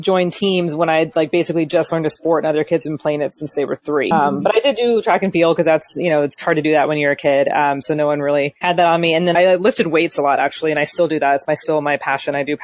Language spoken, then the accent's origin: English; Valley Center, California, United States; I grew up in a small sort of rural town in San Diego County called Valley Center